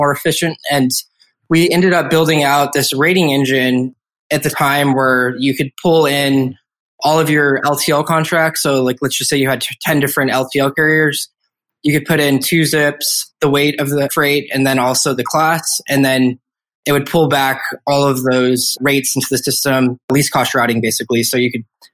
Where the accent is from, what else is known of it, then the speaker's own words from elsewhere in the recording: Los Angeles, California, United States; I grew up in Los Angeles over kind of Santa Monica, Venice Beach area.